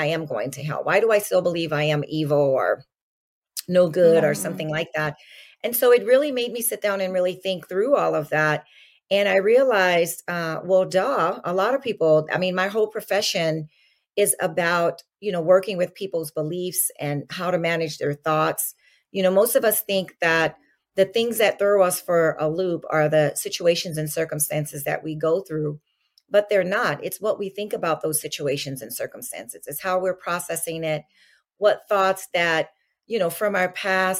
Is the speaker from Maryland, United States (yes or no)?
no; New Orleans, Louisiana, United States; moved away as an adult; now in California, United States; I'm originally from New Orleans, Louisiana. So I grew up, in the suburbs outside of New Orleans and moved to California in my adult years.